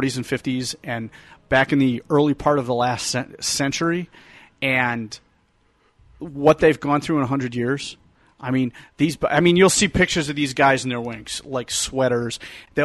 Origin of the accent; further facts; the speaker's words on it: Detroit, Michigan, United States; I was raised in Detroit. We're all sports nuts.